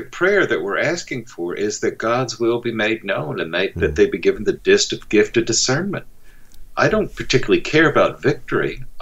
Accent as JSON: {"language": "English", "country": "United States"}